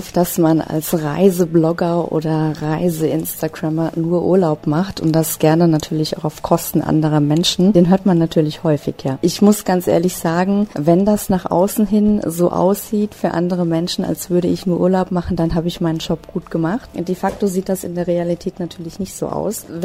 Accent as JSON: {"language": "German", "region": "Hesse", "country": "Germany", "said": "ich komme aus der Nähe von Frankfurt am Main."}